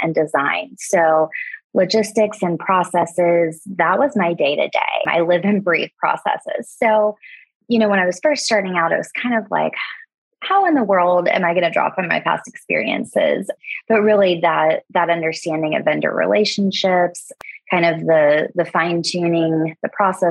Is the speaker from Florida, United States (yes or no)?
yes; Florida, United States; I was born and raised in Florida